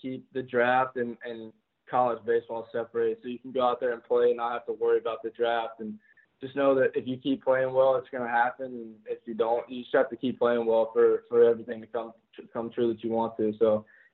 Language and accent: English; North Carolina, United States; I grew up in North Carolina, so it's like Southern Baptist.